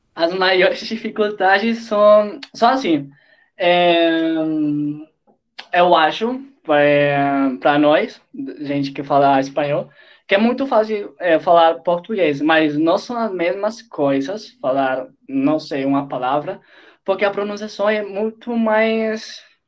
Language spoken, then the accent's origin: Portuguese; Colombia; Portuguese is a second language; Eu sou da Colômbia e eu tenho 21 anos